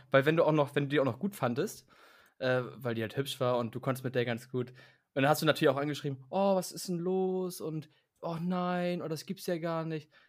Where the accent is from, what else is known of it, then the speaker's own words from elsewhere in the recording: Hamburg, Germany; wenn du Richtung Elbe rausfährst bei uns in Hamburg